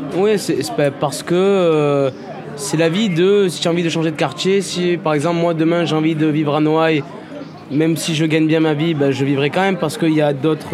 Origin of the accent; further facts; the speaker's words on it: Marseille, Provence-Alpes-Côte d'Azur, France; j'ai grandi là aussi à Marseille